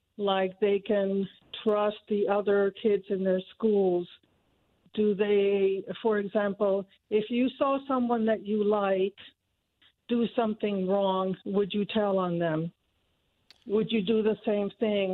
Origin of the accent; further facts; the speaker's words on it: Cuba; now in Noblesville, United States; my parents emigrated from Cuba. I was born in Cuba, and they brought my brother and I here